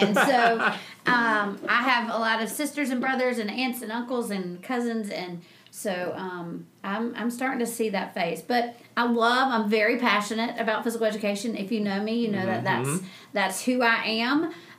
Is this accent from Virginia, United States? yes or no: yes; Franklin, Virginia, United States; now in North Carolina, United States; I'm from a little town called Franklin, Virginia.